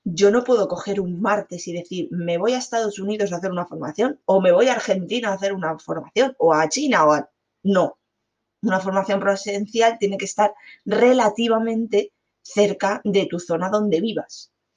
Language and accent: Spanish; Alicante, Valencian Community, Spain; yo soy de Alicante